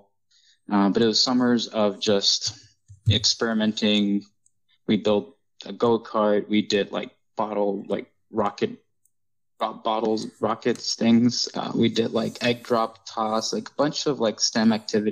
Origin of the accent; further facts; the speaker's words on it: Hidalgo, Texas, United States; I grew up in Hidalgo, Texas